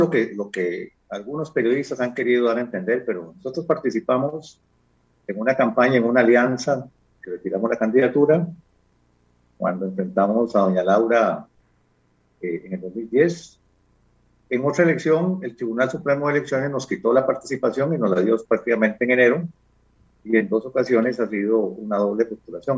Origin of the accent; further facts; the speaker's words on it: Costa Rica; me defino como un costarricense